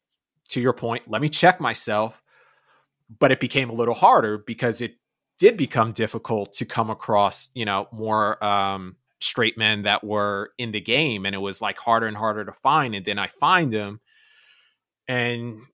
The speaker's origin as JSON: {"language": "English", "region": "New York", "country": "United States", "tie": "born or raised there", "moved": "as an adult", "lives_now": "Los Angeles, United States", "said": "I was born and raised in New York. I've been in LA for about 3 years now"}